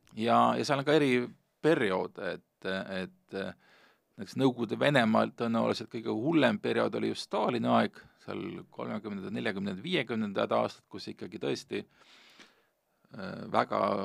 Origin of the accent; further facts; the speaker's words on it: Hiiumaa, Hiiu County, Estonia; moved away; mina, kes ma suuresti kasvasin üles Hiiumaal